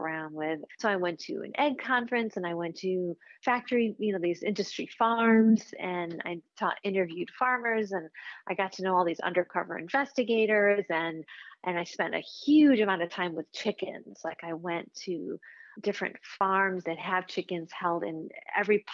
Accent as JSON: {"language": "English", "town": "Chicago", "region": "Illinois", "country": "United States", "tie": "born or raised there", "said": "I grew up in Chicago"}